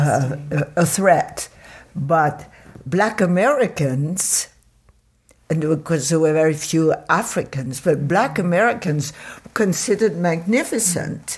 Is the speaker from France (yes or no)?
yes; Paris, Île-de-France, France; moved away; at the time where I grew up in Paris, which was in the fifties